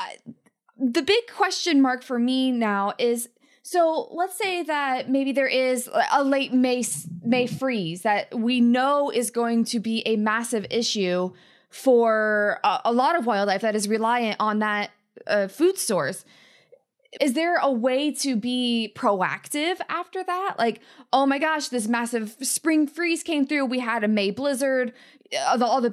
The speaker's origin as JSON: {"language": "English", "region": "the Appalachians", "country": "United States", "tie": "born or raised there", "also_born_or_lived": "Rocky Mountains", "moved": "as an adult", "said": "So I was raised in the Appalachians, and then I've lived in the Rockies for almost a decade."}